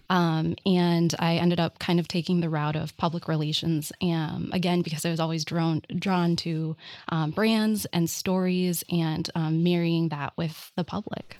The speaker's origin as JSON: {"language": "English", "town": "Minneapolis", "region": "Minnesota", "country": "United States", "tie": "born or raised there", "said": "I grew up in Minneapolis and I was a shop kid"}